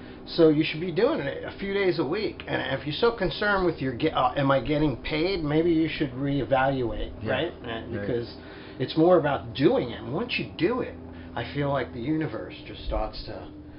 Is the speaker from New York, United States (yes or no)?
yes; New York City, New York, United States; accent: Brooklynese; I'm from Brooklyn.